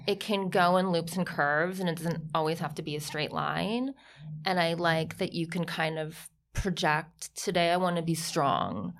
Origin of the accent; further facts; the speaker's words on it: Ohio, United States; also born or lived in Milan; now in New York, United States; grew up on, like, s, farm in Ohio, like, three hundred acres